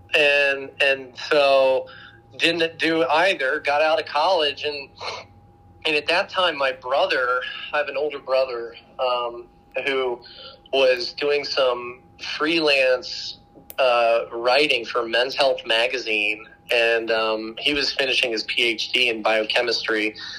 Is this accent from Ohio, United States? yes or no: yes; Dayton, Ohio, United States; also born or lived in Maryland; now in Austin, United States; I was actually born in Maryland, but then um, most of my childhood, I, I uh, was raised in, in Dayton, Ohio